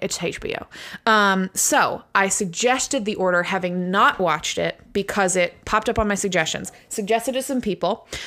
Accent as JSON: {"language": "English", "country": "United States", "first_language": "English", "said": "I am from America, and so English is my first language."}